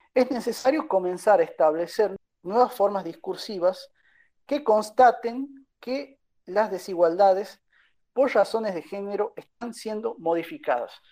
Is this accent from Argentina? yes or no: yes; Catamarca, Argentina; yo no soy de Tucumán, yo soy de Catamarca